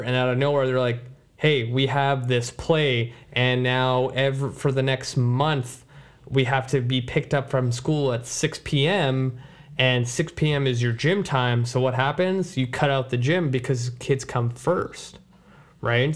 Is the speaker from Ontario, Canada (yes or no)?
no; Surrey, British Columbia, Canada; Surrey is my hometown where I grew up